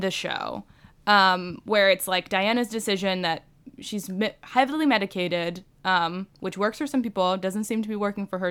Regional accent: Bowie, Maryland, United States; born or raised there

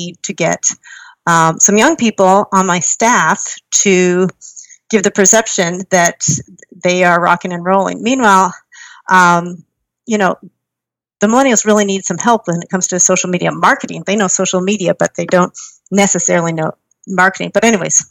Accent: Kingsville, Ontario, Canada; I grew up in Canada in a small town named Kingsville in southern Ontario

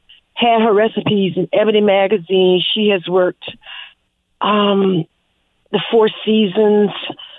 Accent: South Carolina, United States; we're from the Low Country, South Carolina.

